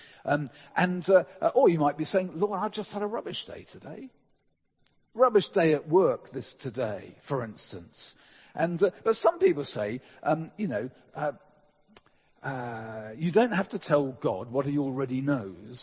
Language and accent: English; England, United Kingdom; as English people